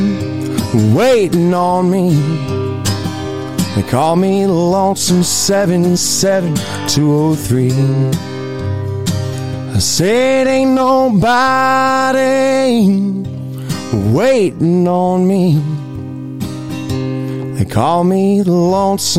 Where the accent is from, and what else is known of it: Florida, United States; now in Kentucky, United States